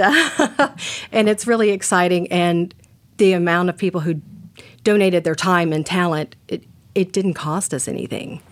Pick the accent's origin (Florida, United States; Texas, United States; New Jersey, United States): Texas, United States; moved away as an adult; now in Portland, United States; growing up in Texas